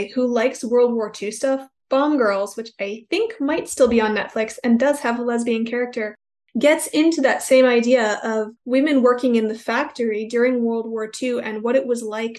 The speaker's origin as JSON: {"language": "English", "region": "Minnesota", "country": "United States", "tie": "born or raised there", "also_born_or_lived": "Chicago area, Illinois", "said": "I was actually born outside of Chicago. So kind of in the same area of Rockford. Mm-hmm, yeah. I grew up in Minnesota. All of the settlements there originally was Scandinavians or Germans."}